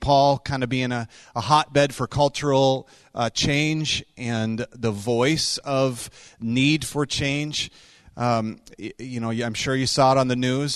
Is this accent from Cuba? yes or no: no; Minnesota, United States; we hail from Minnesota